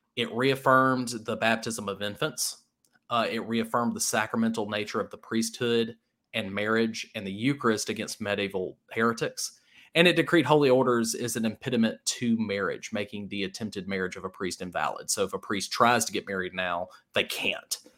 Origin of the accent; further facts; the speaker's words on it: Starkville, Mississippi, United States; I grew up in the Starkville area